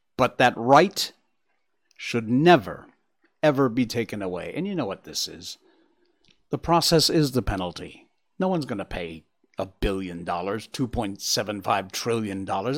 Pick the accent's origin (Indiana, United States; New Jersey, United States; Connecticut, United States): Connecticut, United States; that's my home state